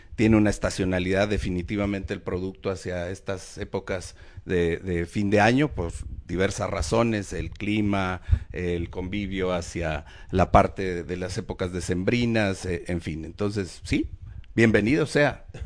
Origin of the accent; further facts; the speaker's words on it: Mexico; somos mexicanos